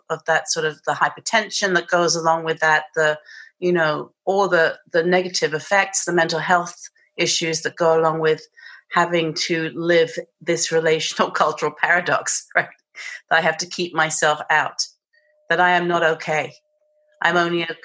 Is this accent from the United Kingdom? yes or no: yes; England, United Kingdom; accent: British; moved away; I have this British accent